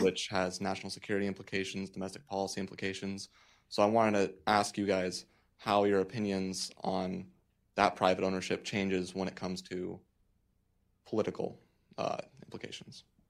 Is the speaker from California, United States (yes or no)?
yes; Los Angeles, California, United States; I'm from L A.